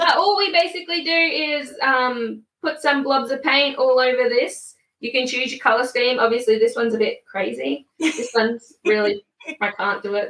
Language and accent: English; Queensland, Australia; now in Melbourne, Australia; I'm originally from Queensland, but I'm living in Melbourne.